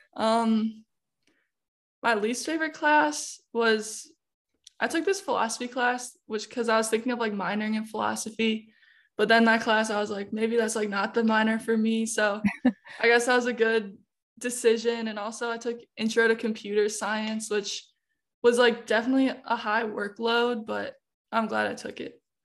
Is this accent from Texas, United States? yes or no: no; Illinois, United States; moved away as an adult; now in St. Louis, United States; I'm out-of-state. I'm from Illinois, so not too far